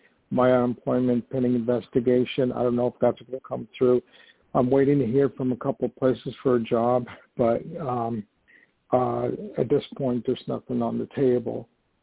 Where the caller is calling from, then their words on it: New York, United States; this is … calling from New York.